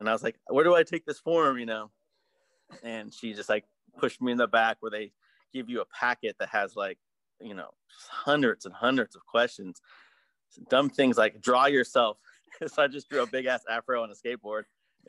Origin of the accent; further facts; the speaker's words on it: Berkeley, California, United States; we're from Berkeley, we go to Telegraph all the time